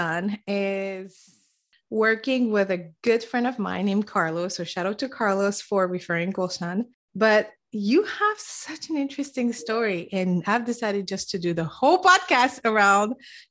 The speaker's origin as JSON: {"language": "English", "country": "Senegal", "tie": "born or raised there", "moved": "yes", "said": "born and raised Senegal"}